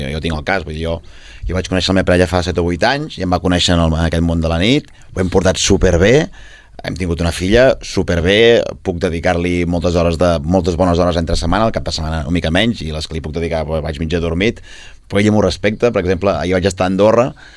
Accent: Vic, Catalonia, Spain

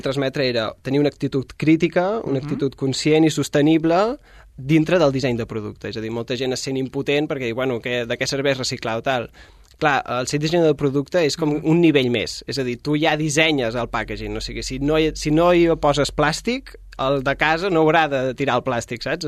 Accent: Mallorca, Balearic Islands, Spain; jo sóc de Mallorca.

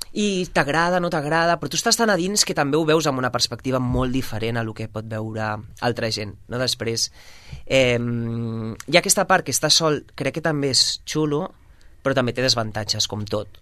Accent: Sabadell, Catalonia, Spain; now in Barcelona, Spain; sóc de Sabadell i molt orgullós

